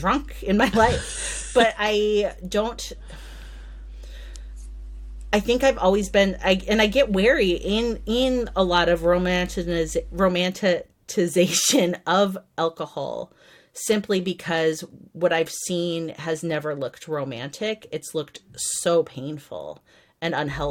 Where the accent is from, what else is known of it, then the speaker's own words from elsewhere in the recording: United States; being an American who has a migrant history